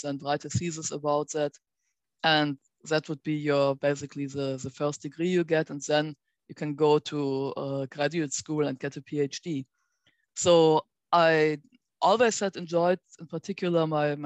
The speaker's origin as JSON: {"language": "English", "area": "near Bonn", "region": "North Rhine-Westphalia", "country": "Germany", "tie": "born or raised there", "moved": "yes", "said": "I enrolled at Bonn University, which was actually quite close to my hometown"}